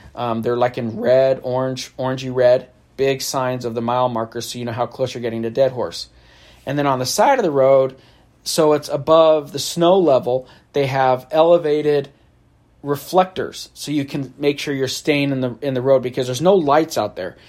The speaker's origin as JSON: {"language": "English", "region": "California", "country": "United States", "said": "I'm from California"}